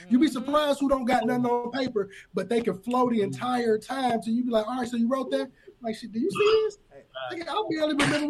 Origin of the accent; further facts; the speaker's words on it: Aurora, Illinois, United States; I'm from the town, I'm from Aurora. You can be from this city. A lot of people is here Aurora, and they're like, man, where is that? But I'm like, bro, we're the second biggest city. Just, we so close to Chicago, we trapped under that bubble of West Suburb of Chicago.